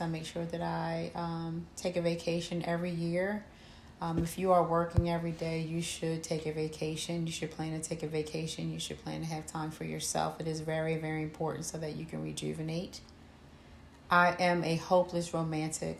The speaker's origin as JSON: {"language": "English", "town": "Camden", "region": "New Jersey", "country": "United States", "tie": "born or raised there", "said": "I was born and raised in Camden, New Jersey."}